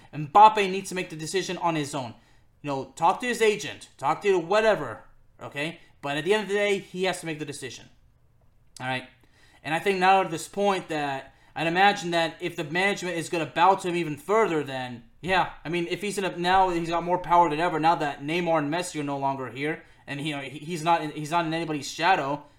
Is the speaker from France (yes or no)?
yes; Lyon, Auvergne-Rhône-Alpes, France; my hometown club of Olympique Lyonnais